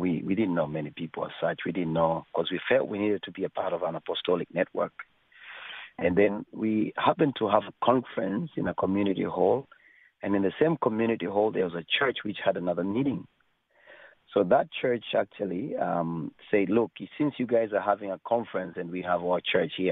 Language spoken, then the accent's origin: English; Kenya; moved away; also born or lived in Africa; I was born in Kenya.